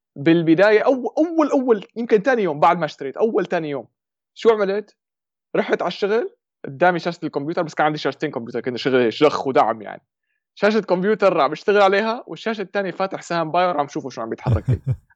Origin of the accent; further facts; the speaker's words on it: Syria; accent: Shami (Levantine); moved away as an adult; now in Germany; من سوريا يمكن باين من لهجتي فورا شامي